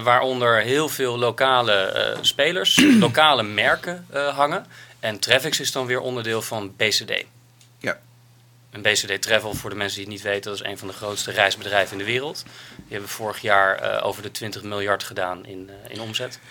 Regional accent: Netherlands; als Nederlanders

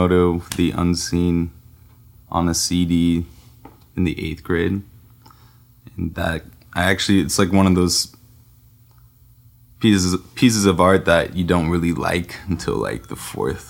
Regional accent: Salt Lake City, Utah, United States; also born or lived in Bay Area, California; now in Los Angeles, United States; I was born in the Bay Area, but I grew up in Salt Lake City

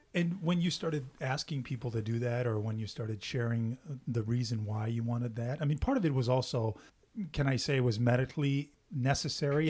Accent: Canada; English is a second language; I'm French Canadian

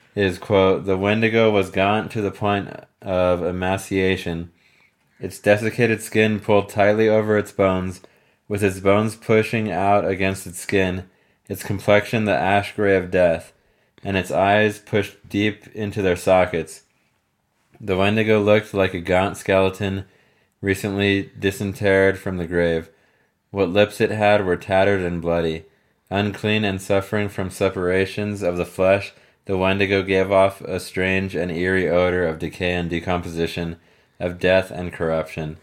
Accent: Texas, United States; moved away; I wouldn't say born and raised in Texas, but being from Texas and living in Texas on and off throughout my life

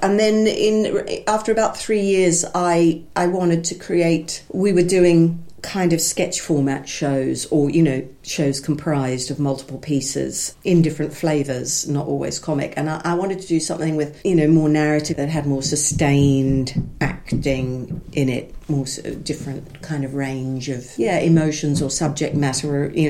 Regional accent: Brisbane, Queensland, Australia; moved away as an adult; now in London, United Kingdom; I was performing in a wonderful little theatre in my hometown of Brisbane, Labwat Repertory Theatre, whose productions were really good quality

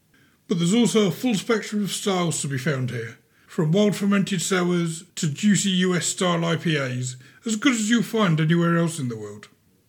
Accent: Lincolnshire, East Midlands, United Kingdom; very close to where I grew up in Lincolnshire.

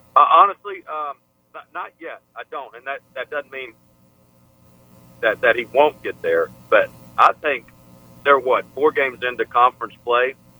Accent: Memphis, Tennessee, United States; growing up in Memphis

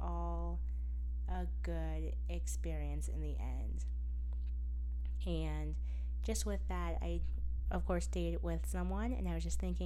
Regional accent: United States; I'm from America

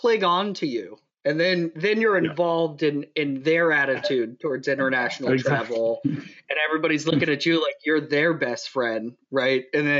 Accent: New York City, New York, United States; I'm from New York City.

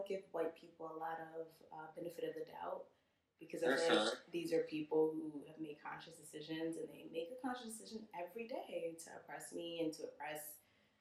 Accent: Panama; being Panamanian with ancestors from Jamaica and Barbados

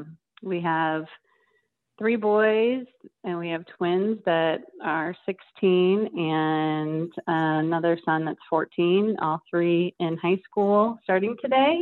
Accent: St. Louis, Missouri, United States; moved away as an adult; now in Memphis, United States; I grew up in St. Louis

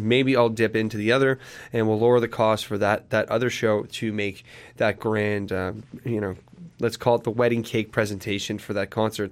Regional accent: Sudbury, Ontario, Canada; moved away as an adult; now in Hamilton, Canada; I wanted to leave my hometown of Sudbury

